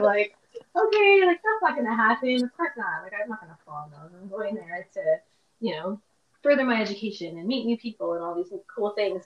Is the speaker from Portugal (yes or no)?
no; Toronto, Ontario, Canada; I was born in Scarborough